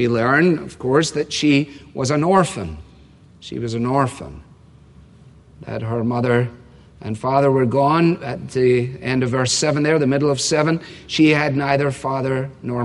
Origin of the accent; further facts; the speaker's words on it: Scotland, United Kingdom; now in United States; you grew up there